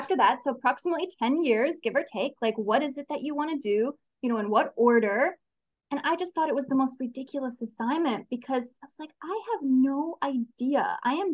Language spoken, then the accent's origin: English; Canada; now in Chile; I'm from Canada originally. Currently, I'm living in Chile.